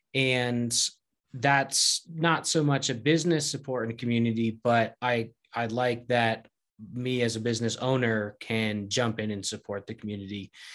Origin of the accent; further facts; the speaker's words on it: Connecticut, United States; moved away as an adult; now in Gunnison, United States; moved back to where I grew up in Connecticut.